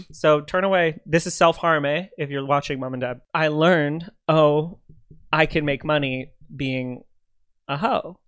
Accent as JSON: {"language": "English", "country": "Canada", "said": "I'm Canadian"}